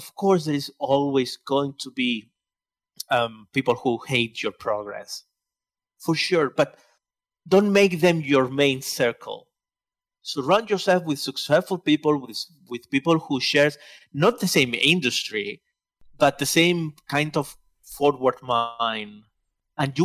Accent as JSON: {"language": "English", "area": "Barcelona area", "region": "Catalonia", "country": "Spain", "tie": "born or raised there", "first_language": "Spanish", "second_language": "English", "said": "So I'm from Barcelona, okay. From a town to the big city."}